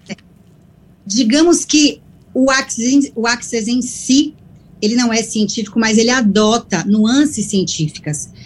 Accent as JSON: {"language": "Portuguese", "town": "Salvador", "region": "Bahia", "country": "Brazil", "moved": "yes", "lives_now": "Italy", "said": "Dar bom dia aos meus conterrâneos, eu sou de Salvador"}